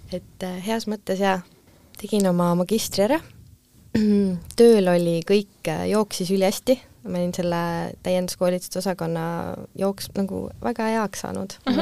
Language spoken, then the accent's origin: Estonian; Tartu, Tartu County, Estonia; also born or lived in Pärnu; ma lõpetasin gümnaasiumi Tartus mm, -hmm. et tegelikult äh, ma pean oma koduks Tartut